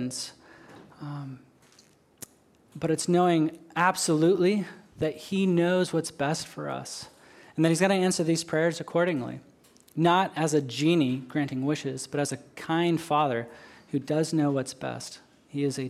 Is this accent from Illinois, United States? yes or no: no; Western Washington, United States; moved away as an adult; now in Okinawa, Japan; I grew up in Western Washington, outside of a small town halfway between Seattle and Portland.